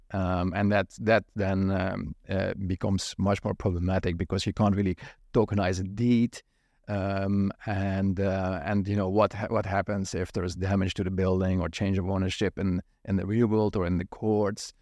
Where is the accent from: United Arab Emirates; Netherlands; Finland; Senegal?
Netherlands; moved away; I grew up in Holland